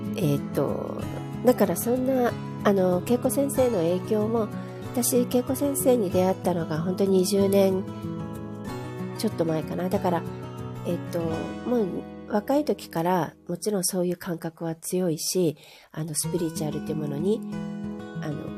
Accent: Japan; 日本はもちろん自分の母国だから好きだけども

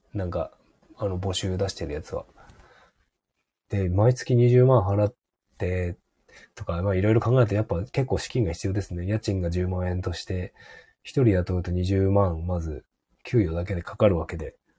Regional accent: Hokkaido, Japan; 北海道だと広すぎて、例えば僕の田舎の地元

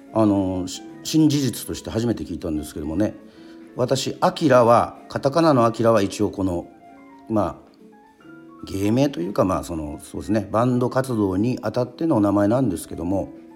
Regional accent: Yoron, Kagoshima, Japan; 与論島出身

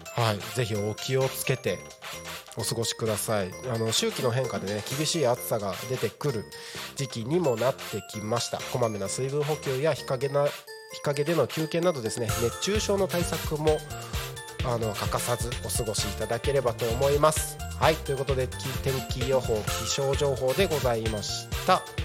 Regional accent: Takko, Aomori, Japan; now in Tako, Japan; 僕がね、あのー、生まれ育った青森県の田子町ってところはね

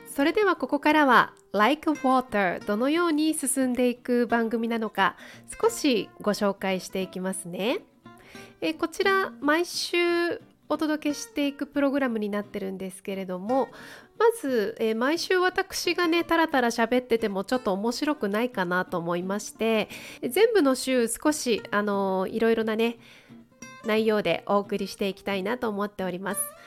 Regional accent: Gunma, Japan; 地元群馬なんですけれども群馬県の方で健やかにやんちゃに

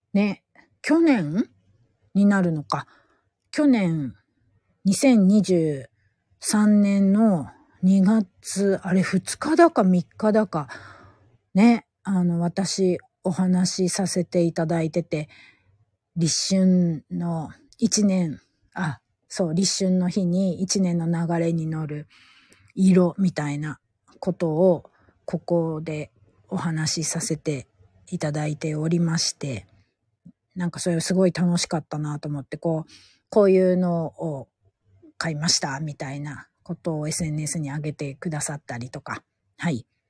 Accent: Gifu, Japan; 地元名古屋じゃないや、地元岐阜県から

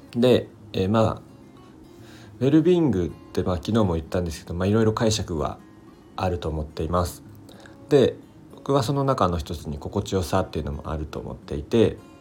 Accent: Kobe, Hyogo, Japan; also born or lived in Kanagawa / Okinawa; now in Miyagi, Japan; 僕あの出身は、え神戸市

